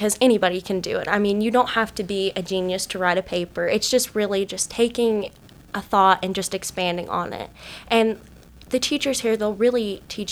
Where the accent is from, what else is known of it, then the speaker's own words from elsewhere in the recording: Johnson City, Tennessee, United States; also born or lived in Mount Clemens, Michigan; I am originally from Mount Clemens, Michigan. I moved here to Tennessee when I was about 3 years old, and I've lived in the Johnson City area ever since